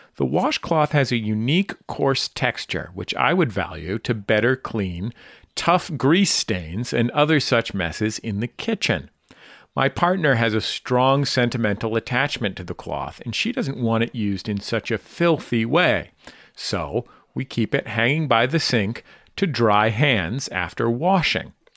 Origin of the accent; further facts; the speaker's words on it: Bay Area, California, United States; a Californian and as a, a Bay Area-in